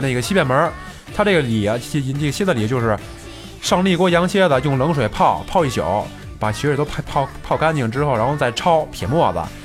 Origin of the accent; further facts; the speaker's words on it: Beijing, China; 我生在这个北京这个城市